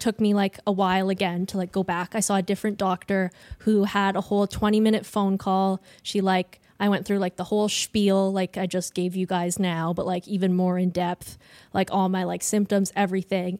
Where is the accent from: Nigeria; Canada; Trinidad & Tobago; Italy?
Canada; Ontario; moved away as an adult; I'm from Ontario. I go to school out here